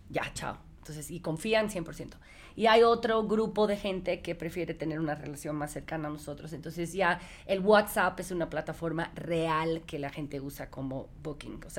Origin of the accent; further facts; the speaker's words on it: United States; Spanish is a second language; como ya te dijeron, soy de papás cubanos, pero me crié en los Estados Unidos, por eso hablo, ya verán, spanglish profesional.